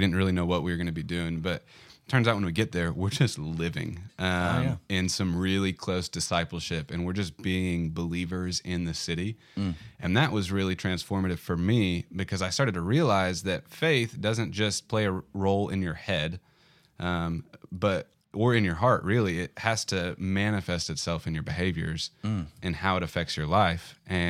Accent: Bentonville, Arkansas, United States; also born or lived in Denver, United States; I was born in Denver, moved here okay. almost immediately. Mm-hmm. I'm a native Arkansan from this area, moved back to this area.

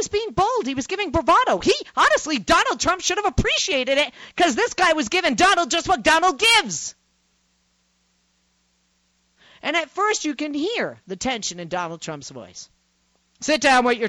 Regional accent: Boston, Massachusetts, United States; moved away; also born or lived in Chicago, Illinois; I'm from Boston, Massachusetts

